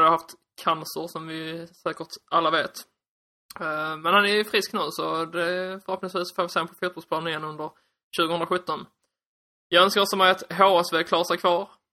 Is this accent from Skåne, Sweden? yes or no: yes; Skåne, Sweden; accent: Skånska; jag hoppas att ni står ut med min skånska